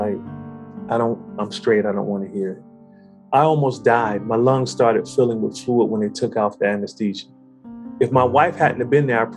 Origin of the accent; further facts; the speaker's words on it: Detroit, Michigan, United States; I grew up in Detroit, born and raised